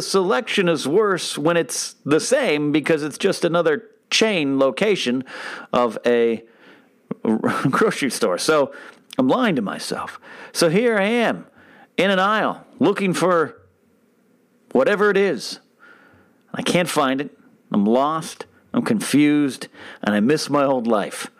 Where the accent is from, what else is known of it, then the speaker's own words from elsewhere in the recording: Arroyo Grande, California, United States; moved away as an adult; now in Los Angeles, United States; my hometown of Arroyo Grande, California, Pismo Beach area, California